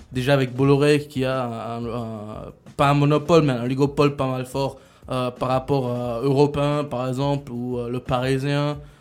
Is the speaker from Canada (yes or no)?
no; Switzerland; je suis un petit Suisse